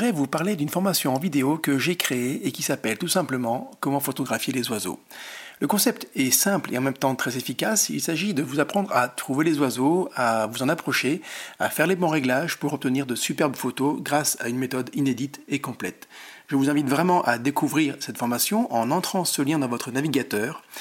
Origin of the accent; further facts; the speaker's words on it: German-speaking Switzerland, Switzerland; Ben, en fait, pire encore, je suis suisse-allemand